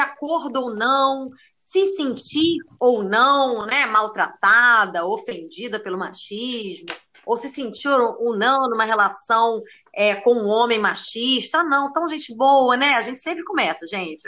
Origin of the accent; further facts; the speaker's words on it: Rio de Janeiro, Brazil; moved away as an adult; now in Málaga, Spain; eu sou carioca também, da Lapa, bairro de Fátima ali.